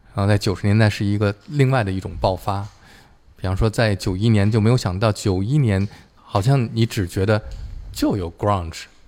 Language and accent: Chinese; China; 我们中国人